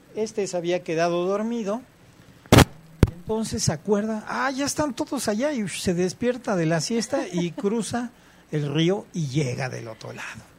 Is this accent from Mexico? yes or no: yes; Mexico